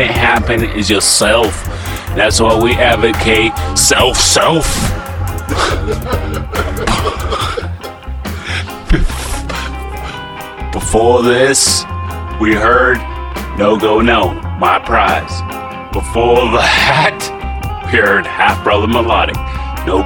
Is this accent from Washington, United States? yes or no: yes; Tacoma, Washington, United States; also born or lived in Spanaway, Washington; I'm from Tacoma